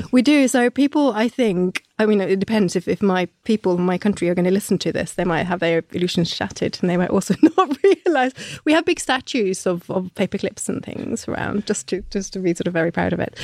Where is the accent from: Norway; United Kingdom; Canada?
Norway; moved away; when I was growing up in Norway, we learnt about all our big heroes